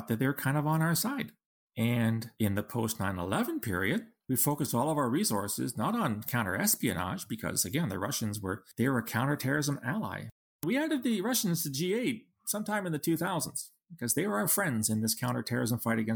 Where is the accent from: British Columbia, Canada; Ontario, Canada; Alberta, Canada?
Ontario, Canada; London; moved away as an adult; now in Ottawa, Canada; I just graduated from the University of Western Ontario in my hometown of London